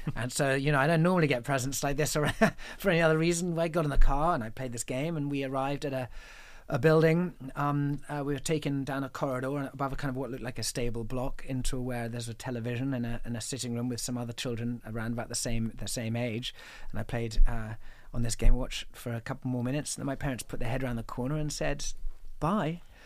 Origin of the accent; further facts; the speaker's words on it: England, United Kingdom; I'm an English man who went to a boarding school, sent to boarding school when I was seven